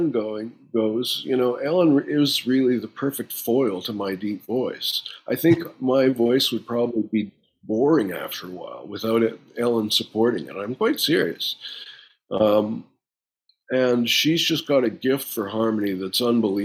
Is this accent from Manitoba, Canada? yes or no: yes; Winnipeg, Manitoba, Canada; started in my hometown with Morley Walker at the Winnipeg Free Press